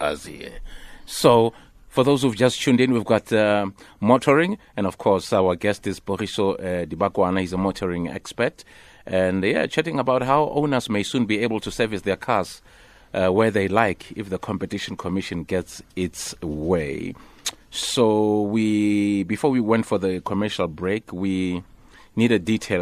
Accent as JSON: {"language": "English", "town": "Soweto", "region": "Gauteng", "country": "South Africa", "said": "I'm from Soweto"}